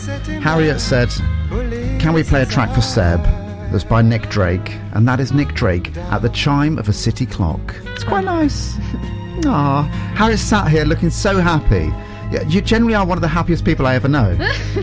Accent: Portsmouth, South East England, United Kingdom; my hometown of Portsmouth

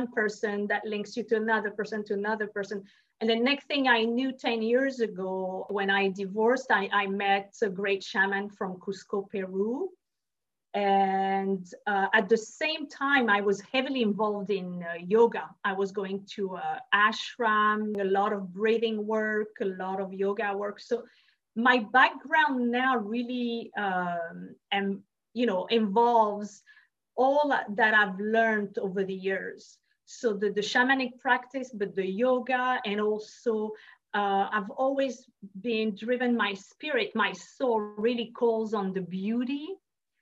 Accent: France; moved away; I'm from France originally.

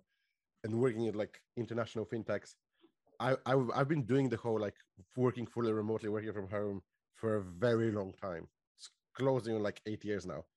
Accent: Bulgaria; moved away as an adult; now in United Kingdom; Originally from Bulgaria.

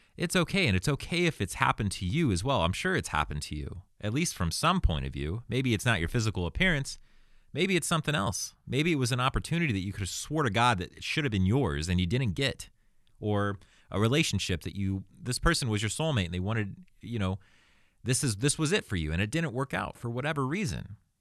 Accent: Arizona, United States; now in Los Angeles, United States; I was born in Arizona, nineteen eighty-four.

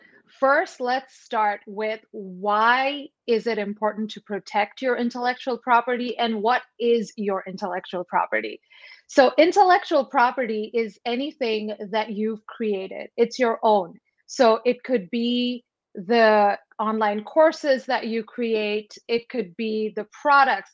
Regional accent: Los Angeles, California, United States; I'm from Southern California

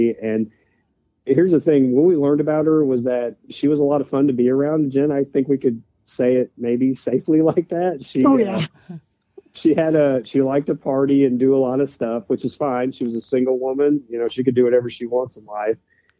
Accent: Pacific Northwest, United States; maybe it's because I grew up in the Northwest.

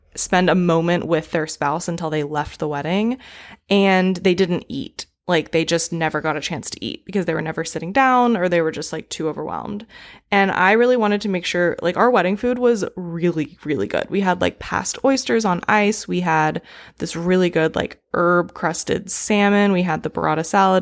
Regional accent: East Coast, United States; now in California, United States; I'm from the East Coast

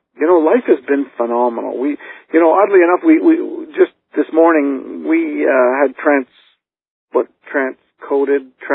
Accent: Canada; I grew up in poverty. I mean, I'm from Canada, and our family lived as I was growing up in the projects

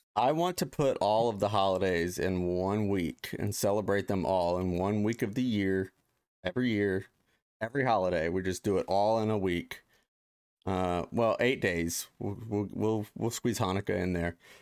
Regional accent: Ohio, United States; now in Los Angeles, United States; I grew up in Ohio

